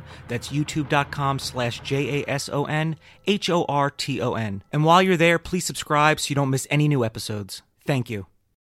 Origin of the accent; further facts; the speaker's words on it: New York, United States; What I discovered in talking to both Allie and Amanda is we're all from New York